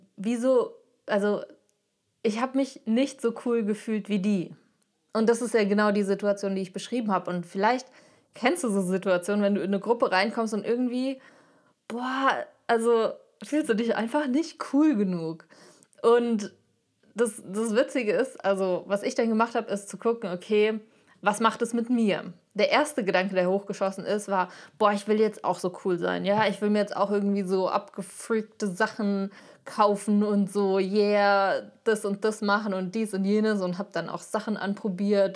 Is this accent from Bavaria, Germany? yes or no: no; Frankfurt, Hesse, Germany; Ich komme aus Frankfurt